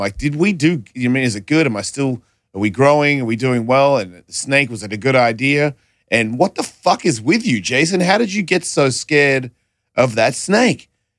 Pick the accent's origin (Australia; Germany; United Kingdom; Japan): Australia; I'm from Australia.